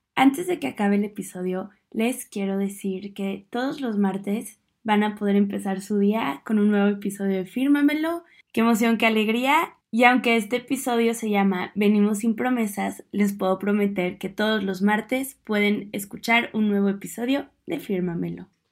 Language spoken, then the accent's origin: Spanish; Mexico; moved away as an adult; also born or lived in United States